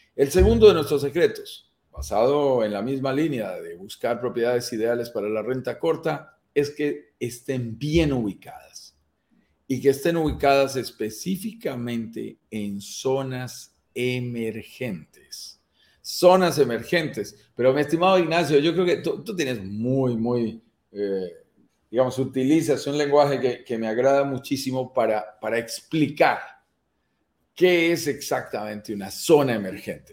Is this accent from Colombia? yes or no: yes; Colombia; mi propio país